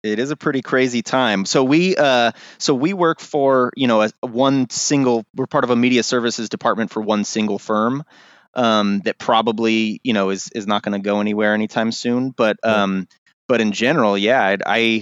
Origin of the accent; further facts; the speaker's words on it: Pleasanton, California, United States; also born or lived in Los Angeles; I was raised up here in Pleasanton